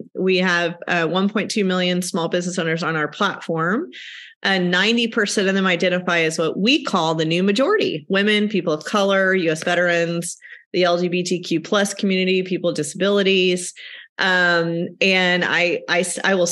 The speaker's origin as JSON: {"language": "English", "region": "Texas", "country": "United States", "tie": "born or raised there", "also_born_or_lived": "Houston, Texas", "moved": "as an adult", "lives_now": "Sonoma County, United States", "said": "I am originally from Texas, where I grew up on a cattle ranch."}